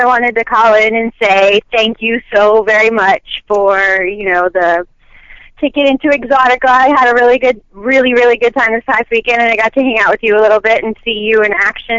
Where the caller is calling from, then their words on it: Chicago, Illinois, United States; from Chicago.